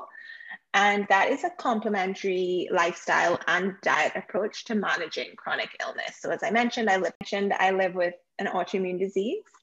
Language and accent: English; Trinidad & Tobago; now in Toronto, Canada; I was born and live currently in Toronto, Canada, but I grew up in Trinidad and Tobago, which I still call my home.